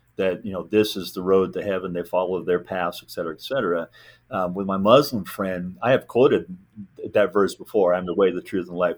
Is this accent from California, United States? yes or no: yes; Southern California, United States; also born or lived in Neodesha, Kansas; birthright is Kansas, but I was raised in California